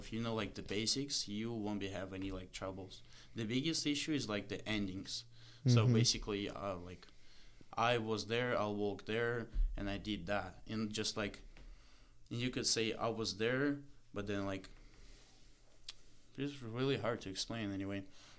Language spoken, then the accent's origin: English; Moscow, Russia; first language Russian; English is a second language; moved away; And so I'm from Moscow